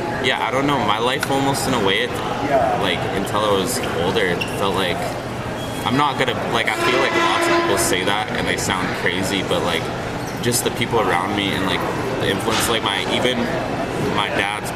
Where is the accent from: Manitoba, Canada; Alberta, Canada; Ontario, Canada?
Ontario, Canada; Toronto; moved away; also born or lived in Winnipeg; I'm from Toronto